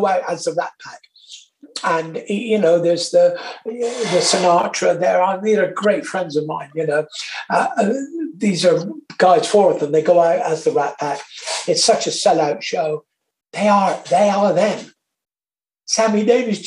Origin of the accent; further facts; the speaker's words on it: Torquay, South West England, United Kingdom; I'm from Torquay in Devon